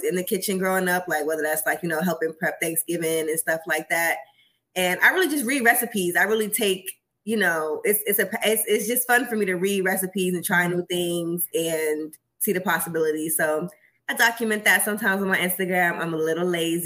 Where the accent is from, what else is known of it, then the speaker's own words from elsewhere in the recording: New York City, New York, United States; now in Houston, United States; I'm from Queens